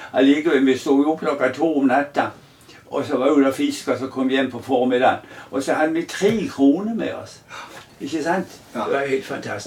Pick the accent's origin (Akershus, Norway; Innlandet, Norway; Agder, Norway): Agder, Norway; Mandal; also born or lived in Kleven; Jeg er jo egentlig oppvokst på Gismerøy